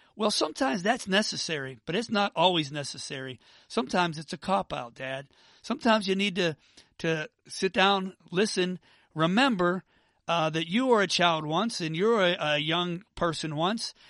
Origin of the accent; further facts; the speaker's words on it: Pittsburgh, Pennsylvania, United States; now in Atlanta, United States; I'm from Pittsburgh, but I live in Atlanta now